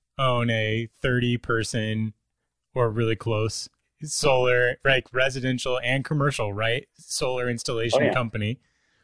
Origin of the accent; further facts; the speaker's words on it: near Chicago, Illinois, United States; now in Minneapolis, United States; I live in Minneapolis now. I grew up in Illinois, near Chicago